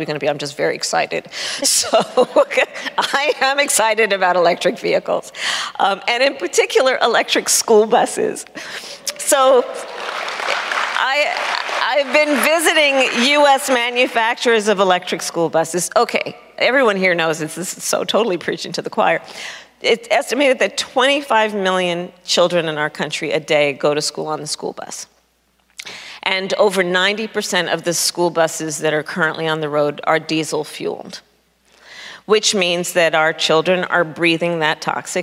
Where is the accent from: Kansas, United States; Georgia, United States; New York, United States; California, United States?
California, United States; Oakland; I was born in Oakland, California, which is in the Bay Area of California